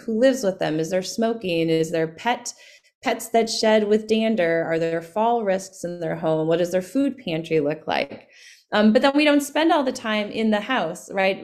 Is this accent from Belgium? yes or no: no; Winona, Minnesota, United States; I grew up in Winona, Minnesota